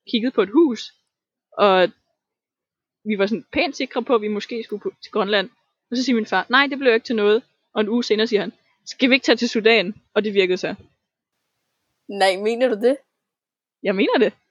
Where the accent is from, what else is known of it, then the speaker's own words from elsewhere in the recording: Tanzania; now in Denmark; og dengang jeg voksede op i Tanzania, og alle mine venner, og alle mine ting, og stedet, og følelsen, og kulturen, og mine forældre.